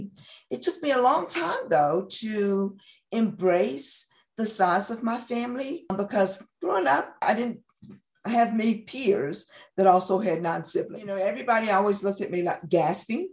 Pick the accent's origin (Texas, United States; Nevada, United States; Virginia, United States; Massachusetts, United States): Virginia, United States; Christiansburg; also born or lived in Roanoke, Virginia / Wythe County, Virginia / Front Royal, Virginia; I was born and raised here in Montgomery County. I was born in Christiansburg, Virginia, and I've lived here the majority of my life.